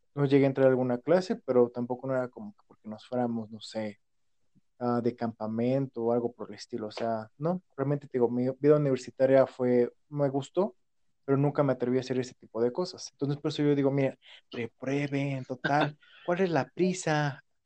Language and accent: Spanish; Hidalgo, Mexico; also born or lived in Pachuca; acá en mi pueblo